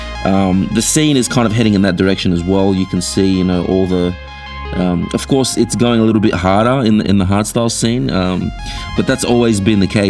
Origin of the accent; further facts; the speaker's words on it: Australia; we are three Aussie blokes